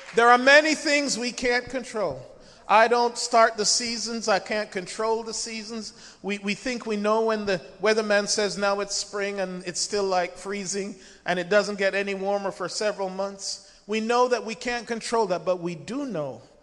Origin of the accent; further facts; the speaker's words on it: Jamaica; moved away; I was born in Jamaica